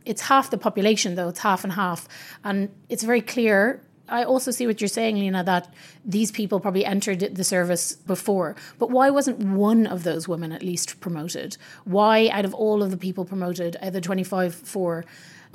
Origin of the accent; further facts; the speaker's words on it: Ireland; I'm Irish